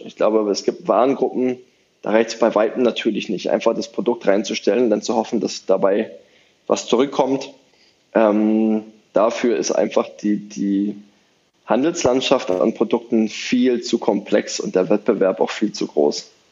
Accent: Brandenburg, Germany; Brandenburg, meine Heimat

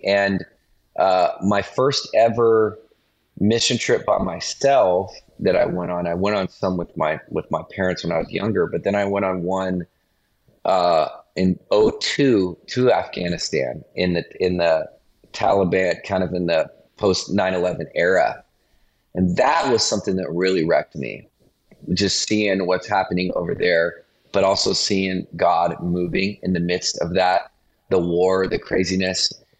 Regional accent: Montana, United States; also born or lived in East Coast; now in California, United States; I grew up actually in Montana, which is why it's really funny that I'm in California right now

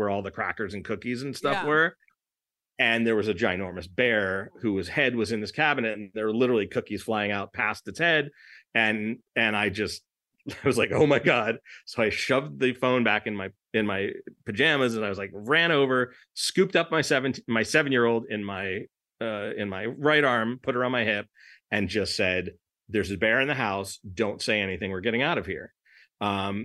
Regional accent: Los Angeles, California, United States; I'm from Los Angeles

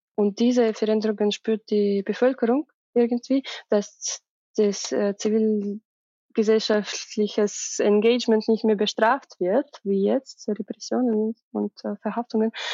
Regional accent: Russia; German is a second language; moved away; für mich als Russin

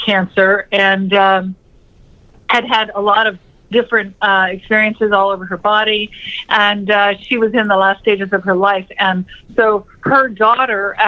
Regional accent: Florida Keys, United States; I grew up in the Florida Keys, and I was on the ocean a lot

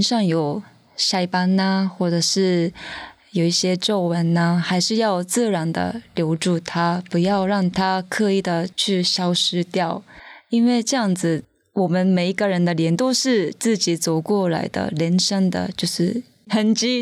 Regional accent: Tokyo, Japan; first language Japanese; Chinese is a second language; moved away as an adult; now in Taiwan; 我的家乡还是日本东京

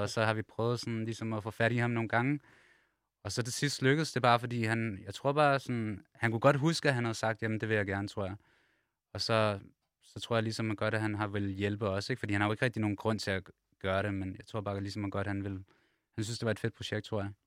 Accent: Copenhagen, Capital Region of Denmark, Denmark; vi kommer alle sammen fra København, og alle sammen vokset op sådan steder

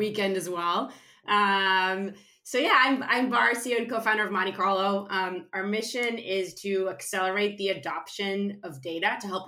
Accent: suburbs of Tel Aviv, Tel Aviv District, Israel; moved away; I was born and raised in Israel, in a small town in the suburbs of Tel Aviv

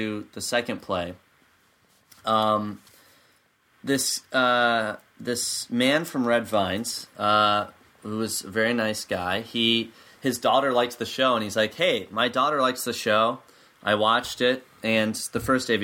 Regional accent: Midwest, United States; now in Chicago, United States; we're from the Midwest for the most part

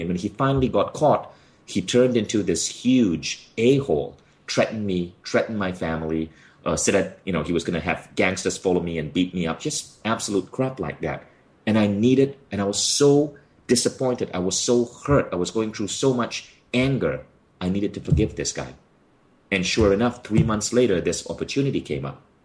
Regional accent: Malaysia; moved away as an adult; a kid born in Malaysia with my, with my odd accent

